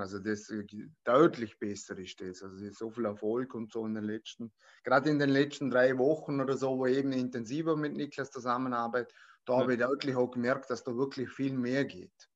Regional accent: Vorarlberg, Austria; bin aus Vorarlberg

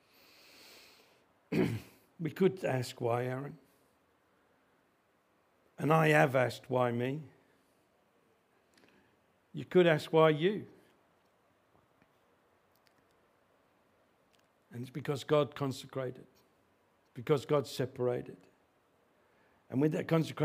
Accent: Australia; we struggle as the Australian Christians

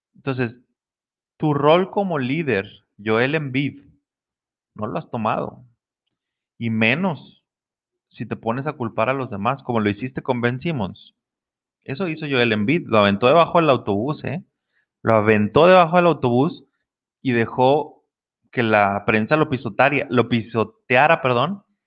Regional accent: Mexico; los que somos de México

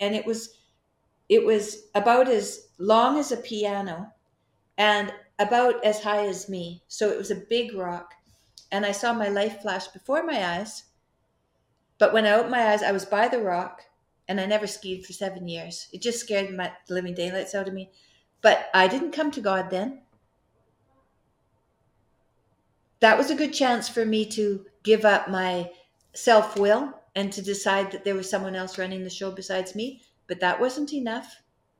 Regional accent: Fairview, Alberta, Canada; moved away; I was from Fairview

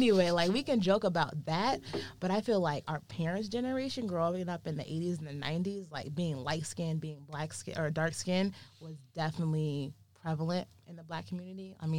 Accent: Wheaton, Illinois, United States; Like, me growing up in Wheaton, Illinois, I'm one of many few Black people in this town.

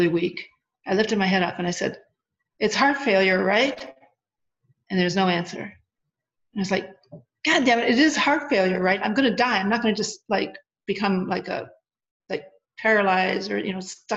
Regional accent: Wisconsin, United States; also born or lived in Arizona; I'm from Wisconsin. I'm a small town girl

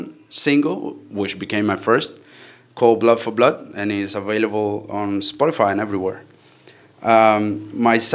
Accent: Cuba; I'm an artist from Cuba

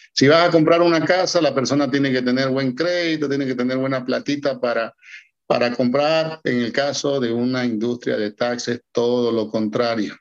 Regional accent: Bolivia; que viven en Bolivia, que es mi caso, yo soy boliviano

